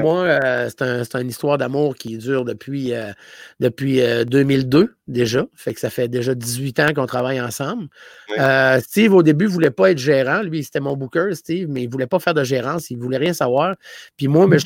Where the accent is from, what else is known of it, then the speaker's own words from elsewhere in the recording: Gaspésie, Quebec, Canada; moved away; je venais de la Gaspésie